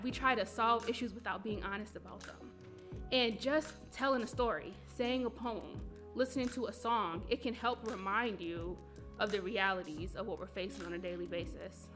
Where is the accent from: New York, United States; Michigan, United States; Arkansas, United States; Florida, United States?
New York, United States; Buffalo; I am born and raised in Buffalo on the east side